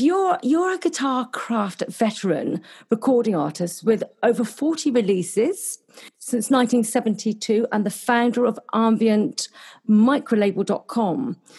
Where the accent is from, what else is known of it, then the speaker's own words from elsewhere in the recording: Cornwall, South West England, United Kingdom; now in Gold Coast, Australia; I'm actually Cornish, which is the other end of uh, England.